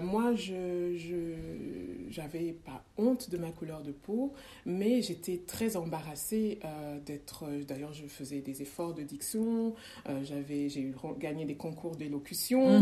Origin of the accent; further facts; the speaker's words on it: Montpellier, Occitania, France; accent: Frenchy; moved away as an adult; also born or lived in Democratic Republic of the Congo / Belgium; je suis née au Congo. Euh, je n'ai pas grandi au Congo. Euh, j'ai grandi dans le sud de la France, euh, très exactement à Montpellier